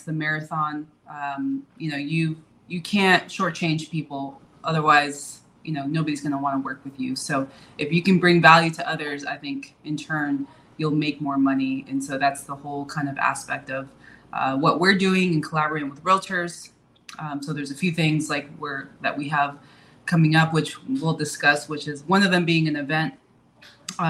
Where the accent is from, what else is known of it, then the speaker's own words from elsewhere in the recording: Bay Area, California, United States; I'm originally from California, born and raised from the Bay Area